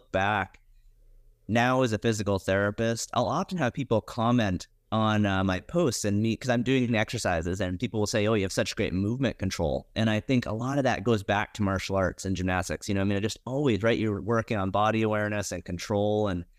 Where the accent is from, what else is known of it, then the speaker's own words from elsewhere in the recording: Montana, United States; Yeah, I grew up in Montana.